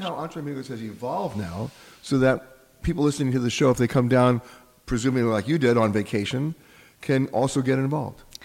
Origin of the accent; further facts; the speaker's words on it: United States; I'm saying this as an American